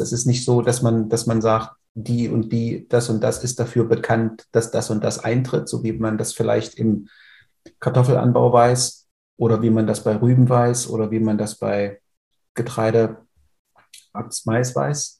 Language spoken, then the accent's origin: German; Oschersleben, Saxony-Anhalt, Germany; also born or lived in Halle an der Saale; Ich komme aus der Nähe von Oschersleben in der Magdeburger Börde. Mhm. Bin auf dem landwirtschaftlichen Betrieb meiner Familie groß geworden